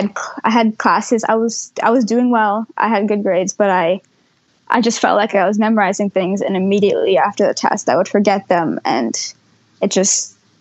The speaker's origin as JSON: {"language": "English", "region": "Vermont", "country": "United States", "tie": "born or raised there", "said": "So we then moved back to Vermont, and I went to middle school back with my friends and what I was, my hometown."}